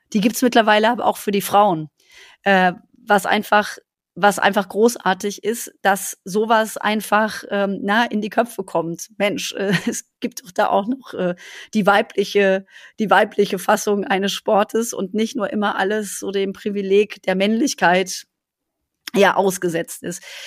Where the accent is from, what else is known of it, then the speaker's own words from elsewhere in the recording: Black Forest, Baden-Württemberg, Germany; ich komme ja aus dem Schwarzwald